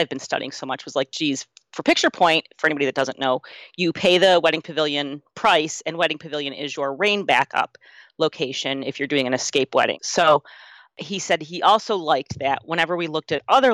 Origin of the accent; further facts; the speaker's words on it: Cleveland, Ohio, United States; I grew up in Cleveland. Our beach is Lake Erie